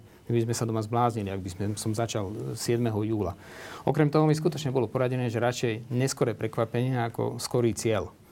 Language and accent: Slovak; Žilina, Žilina Region, Slovakia; now in Bratislava, Slovakia; Ja som zo Žiliny